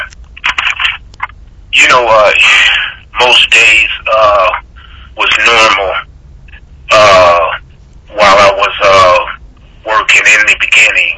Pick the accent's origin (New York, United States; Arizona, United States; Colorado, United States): Colorado, United States; Denver; moved away as an adult; I was born in Denver, Colorado. And I went to high school. My high school was George Washington High School.